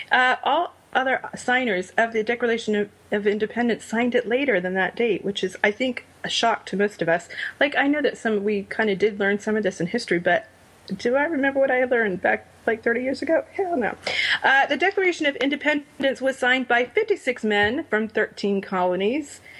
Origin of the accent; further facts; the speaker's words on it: Rhode Island, United States; now in Florida, United States; my home state of Rhode Island